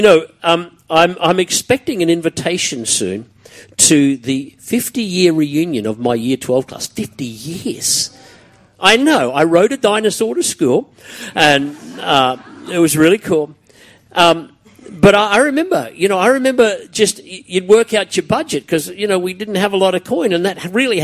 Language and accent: English; Brisbane, Queensland, Australia; Growing up around Kapira and Mitchell in those days was a pretty tough gig